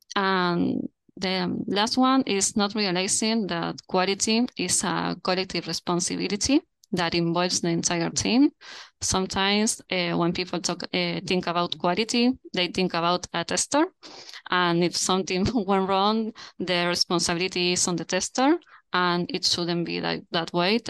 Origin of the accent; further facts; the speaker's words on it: Montevideo, Uruguay; I'm currently at Montevideo. That's my hometown